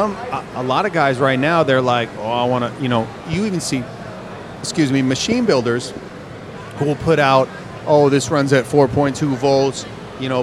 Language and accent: English; Minnesota, United States; moved away; I grew up in the Midwest, man, Minnesota